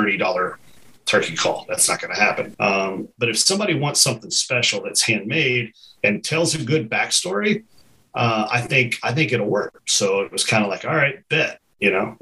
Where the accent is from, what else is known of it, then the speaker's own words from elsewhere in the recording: Kentucky, United States; growing up in Kentucky